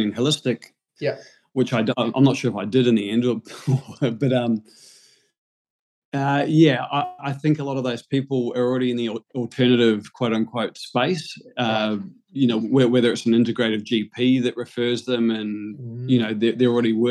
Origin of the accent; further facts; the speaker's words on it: New Zealand; now in Sydney, Australia; I was born and raised in New Zealand, so I've been in Sydney since end of 2005.